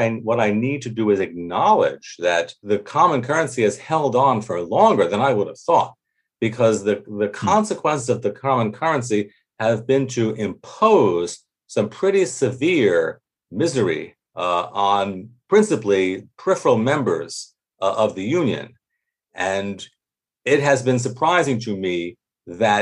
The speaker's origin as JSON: {"language": "English", "country": "United States", "said": "as an American"}